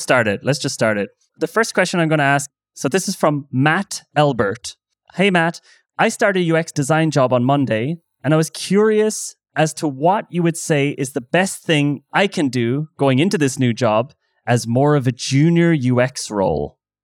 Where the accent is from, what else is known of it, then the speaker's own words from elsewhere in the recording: Ireland; now in Berlin, Germany; I'm Irish